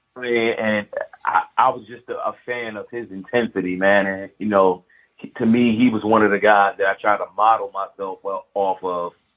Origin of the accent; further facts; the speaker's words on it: Philadelphia, Pennsylvania, United States; growing up in Philly was fine